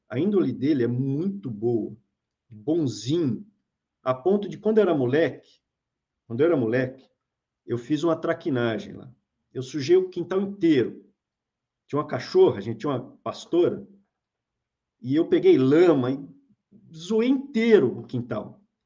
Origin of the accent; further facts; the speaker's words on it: São Paulo, Brazil; a gente é de São Paulo. A gente é nascido em São Paulo